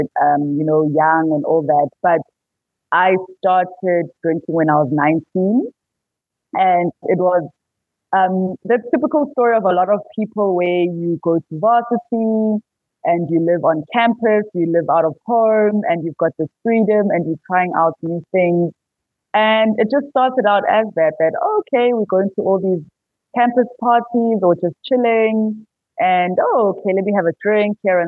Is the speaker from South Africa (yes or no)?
yes; Pietermaritzburg, KwaZulu-Natal, South Africa; also born or lived in Johannesburg; I am from Pietermaritzburg in KZN. That's where I live